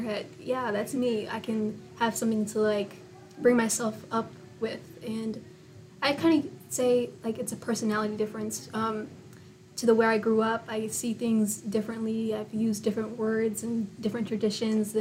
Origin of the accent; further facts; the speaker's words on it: United States; being born here in America